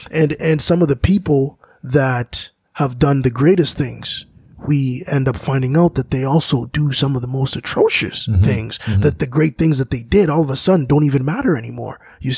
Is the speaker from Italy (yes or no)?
no; DR Congo; My home country, Congo, mm-hmm. is a great example of how the mineral that's so important for these electronics to run